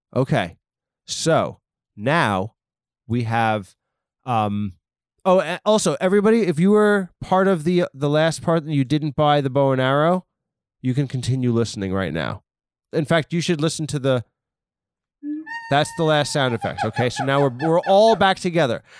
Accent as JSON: {"language": "English", "region": "East Coast", "country": "United States", "said": "I am from the East Coast"}